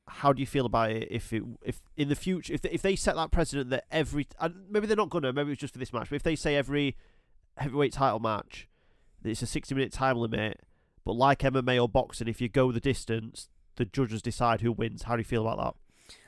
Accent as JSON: {"language": "English", "country": "United Kingdom", "tie": "born or raised there", "said": "I was born and raised in the United Kingdom"}